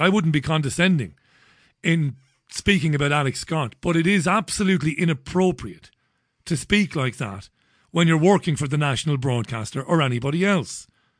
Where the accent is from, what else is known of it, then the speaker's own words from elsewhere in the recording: Waterford, Munster, Ireland; I come from Ballybeg in Waterford City. Working class boy. My family were factory workers.